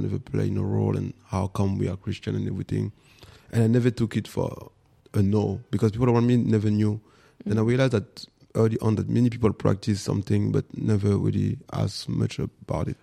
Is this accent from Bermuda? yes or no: no; Paris, Île-de-France, France; English is a second language; moved away as an adult; also born or lived in Guadeloupe / Rennes, France; now in Berlin, Germany; I'm born in Guadeloupe, and with my mom, we came. I was four years old, something like that, before primary school, and then I grew up in Paris for ten years, and then after we moved to the west in Bretagne, in Rennes